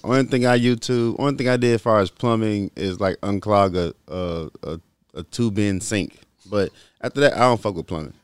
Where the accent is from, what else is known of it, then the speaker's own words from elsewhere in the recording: Little Rock, Arkansas, United States; I'm from Little Rock